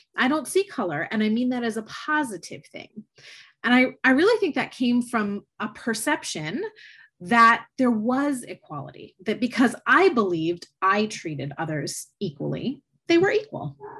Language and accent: English; just outside of Tampa, Florida, United States; I grew up in Florida, just outside of Tampa, Florida